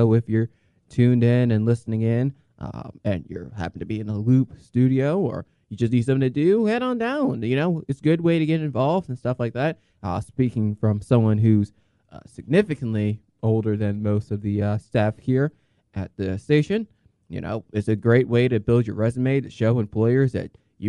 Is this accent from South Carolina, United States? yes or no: yes; Columbia, South Carolina, United States; growing up in Columbia, South Carolina